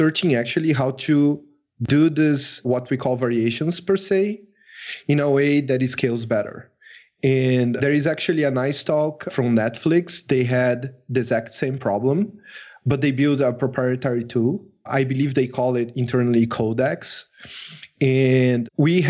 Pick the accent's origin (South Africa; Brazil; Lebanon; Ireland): Brazil; I am from Brazil